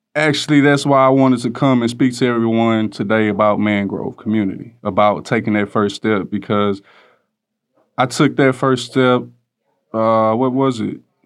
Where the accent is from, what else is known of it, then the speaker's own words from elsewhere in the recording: Houston, Texas, United States; I'm from Greens Point, Texas